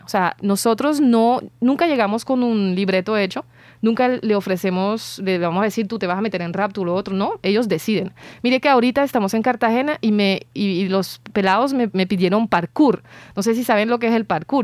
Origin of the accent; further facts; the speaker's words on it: France; moved away; como francesa